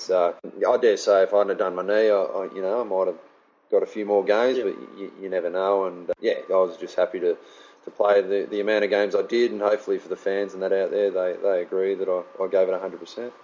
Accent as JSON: {"language": "English", "town": "Fremantle", "region": "Western Australia", "country": "Australia", "tie": "born or raised there", "moved": "yes", "said": "my hometown"}